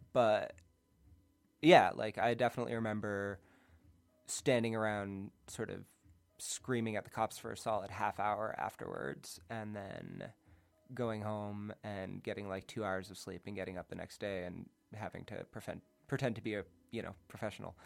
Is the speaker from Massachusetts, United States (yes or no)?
yes; outside of Boston, Massachusetts, United States; moved away; also born or lived in Cape Cod / New York; I grew up outside of Boston